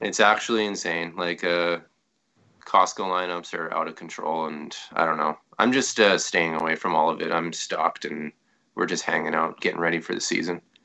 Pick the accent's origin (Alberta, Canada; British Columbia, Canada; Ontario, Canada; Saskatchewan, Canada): Saskatchewan, Canada; I'm from Saskatchewan